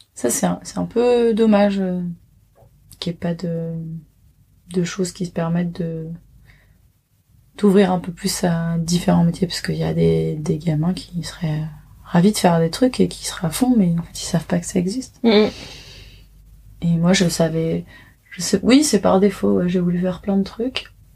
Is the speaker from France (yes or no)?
yes; Paris, Île-de-France, France; j'ai grandi à Paris